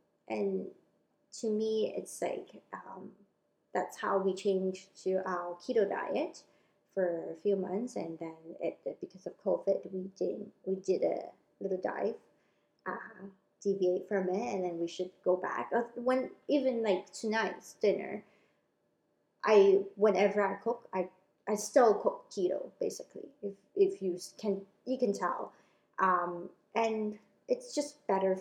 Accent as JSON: {"language": "English", "country": "Hong Kong", "tie": "born or raised there", "moved": "yes", "said": "I grew up in Hong Kong"}